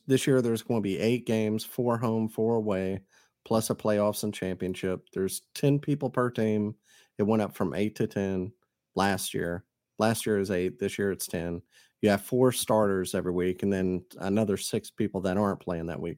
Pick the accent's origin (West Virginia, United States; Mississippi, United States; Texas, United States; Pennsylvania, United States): Mississippi, United States; I'm from Mississippi